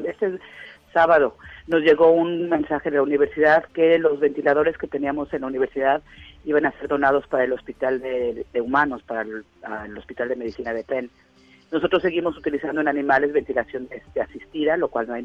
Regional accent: Mexico; now in United States; no hemos recibido nada de parte de la embajada nosotros como mexicanos aquí.

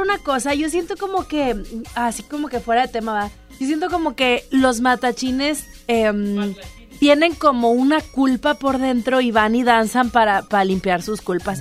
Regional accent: Mexico; crecí en la Roma

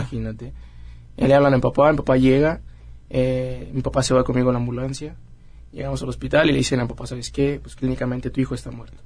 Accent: Querétaro, Mexico; Nací en Querétaro.

